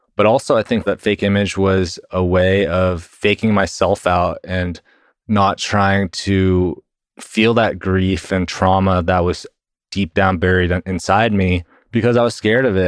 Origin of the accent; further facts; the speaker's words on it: Texas, United States; I was born and raised in Texas, and I currently work at Google doing sales, and I've been in Texas my whole life